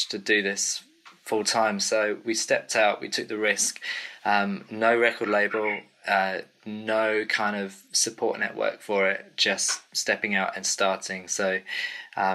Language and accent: English; England, United Kingdom; accent: English; also born or lived in Cambridge; I'm from the UK. My English accent kind of gives me away